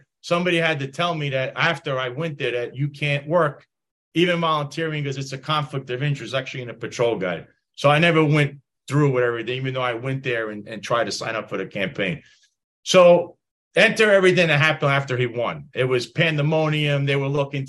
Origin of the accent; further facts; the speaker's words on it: New York City, New York, United States; moved away as an adult; also born or lived in Bay Ridge, Brooklyn; now in Florida, United States; I grew up in Bensonhurst. I live in Florida now.